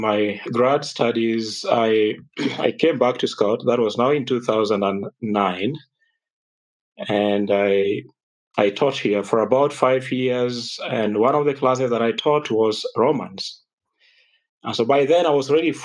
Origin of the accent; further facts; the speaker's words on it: Kenya; I was raised up in Kenya